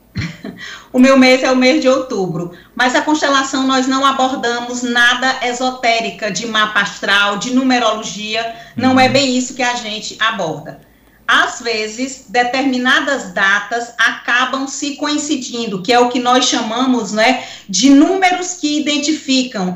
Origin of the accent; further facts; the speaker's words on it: Picos, Piauí, Brazil; quando eu era pequena, lá em Picos, aonde eu nasci